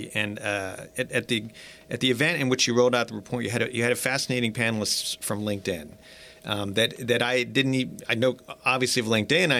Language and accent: English; Gainesville, Florida, United States; the town where I'm from Gainesville, Florida.